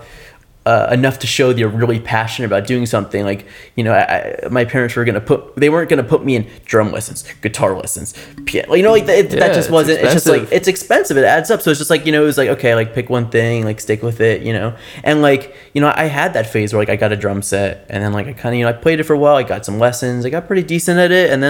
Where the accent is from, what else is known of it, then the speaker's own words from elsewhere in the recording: South Florida, United States; I'm from South Florida